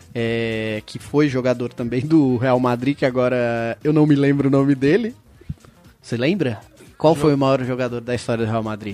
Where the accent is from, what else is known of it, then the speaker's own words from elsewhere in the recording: Brazil; a gente é do Brasil